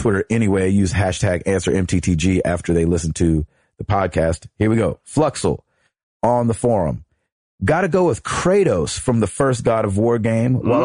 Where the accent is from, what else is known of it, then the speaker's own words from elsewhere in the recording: Tennessee, United States; we're from Tennessee